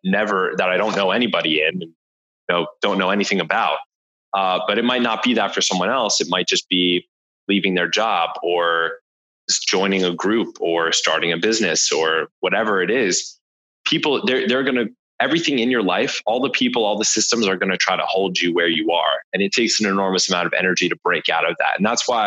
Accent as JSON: {"language": "English", "region": "New Jersey", "country": "United States", "said": "I'm from New Jersey"}